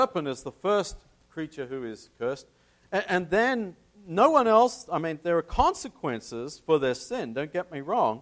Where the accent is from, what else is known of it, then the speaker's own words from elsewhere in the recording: Tasmania, Australia; my home state of Tasmania